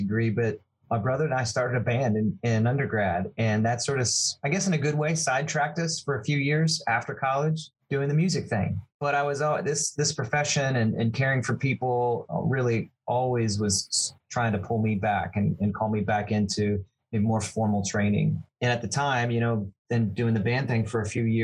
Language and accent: English; Central Ohio, United States; moved away as an adult; now in Kentucky, United States; growing up in Central Ohio